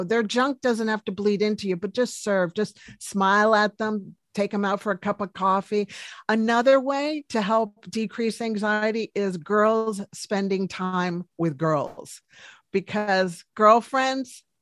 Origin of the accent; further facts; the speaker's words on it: Washington, District of Columbia, United States; now in New Zealand; Originally from Washington, D.C., but I'm living now in New Zealand.